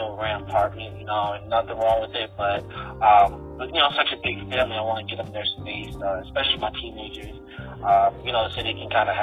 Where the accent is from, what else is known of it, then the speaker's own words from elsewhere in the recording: New York City, New York, United States; moved away as an adult; also born or lived in Brooklyn, New York; now in Virginia, United States; I'm born in Brooklyn, raised in Queens.